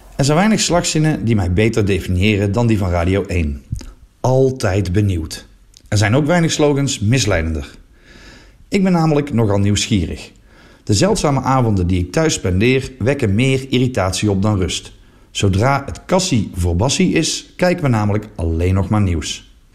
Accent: Flanders, Belgium; Ik ben Vlaming

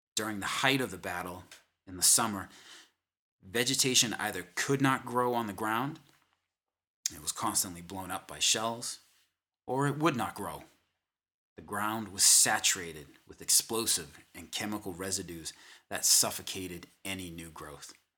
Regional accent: Boston, Massachusetts, United States; I am from the Boston, Massachusetts area.

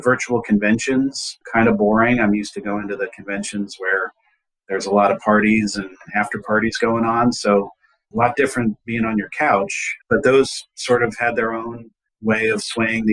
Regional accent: Virginia, United States; my home state of Virginia

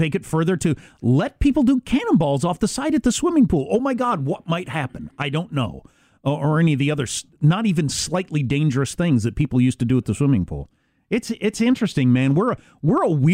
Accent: Midwest, United States; I'm from the Midwest

